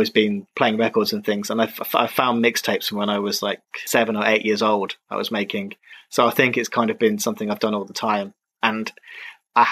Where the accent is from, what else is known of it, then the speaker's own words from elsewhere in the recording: England, United Kingdom; moved away as an adult; also born or lived in Czech Republic / Zhuhai, China / Beijing, China / Guangzhou, China; I'm in England right now, in Cambridge. I'm not from Cambridge